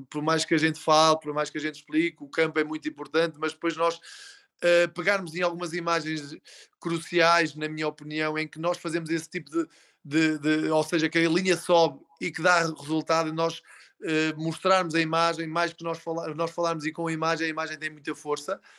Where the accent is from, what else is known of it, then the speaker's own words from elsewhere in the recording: Portugal; Nós temos uma coisa enquanto portugueses